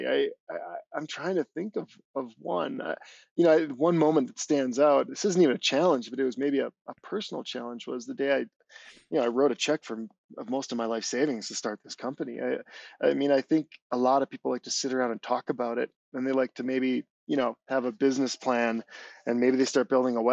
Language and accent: English; Wisconsin, United States; moved away as an adult; also born or lived in Minneapolis / Southern California; I grew up in Wisconsin